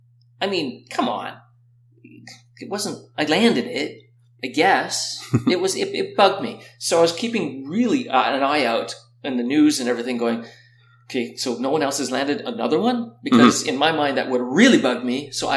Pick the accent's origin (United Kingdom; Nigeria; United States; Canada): Canada; there, that's the quad, and I'm Canadian champion.